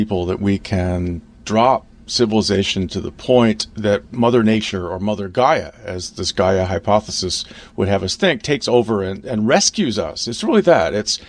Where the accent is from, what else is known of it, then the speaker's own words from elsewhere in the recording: Pacific Northwest, United States; Well, I come from the Pacific Northwest